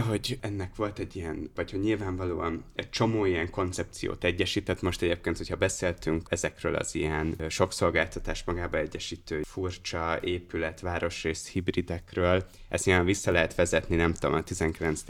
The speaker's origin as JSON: {"language": "Hungarian", "country": "Hungary", "tie": "born or raised there", "moved": "yes", "lives_now": "Budapest, Hungary", "said": "mint vidéki gyerekről az jut eszembe, amit mondasz, hogy amikor nem költöztem Budapestre"}